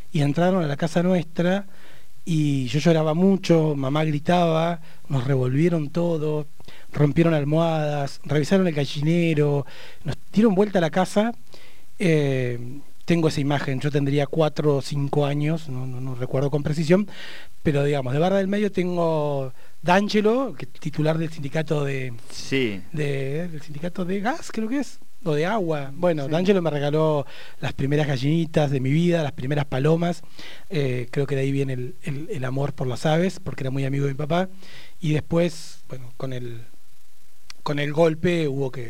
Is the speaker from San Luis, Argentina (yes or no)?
no; Barda del Medio, Río Negro, Argentina; also born or lived in Neuquén; Mi infancia, yo nací en Neuquén, pero la viví hasta los cinco años en Barda del Medio.